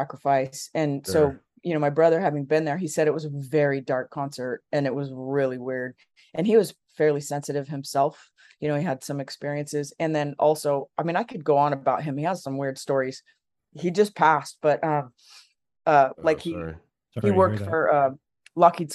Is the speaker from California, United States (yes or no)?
yes; Los Angeles, California, United States; I grew up in Los Angeles